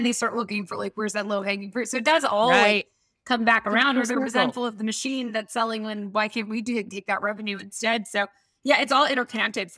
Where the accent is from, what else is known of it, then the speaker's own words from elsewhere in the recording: Atlanta, Georgia, United States; I grew up in Atlanta.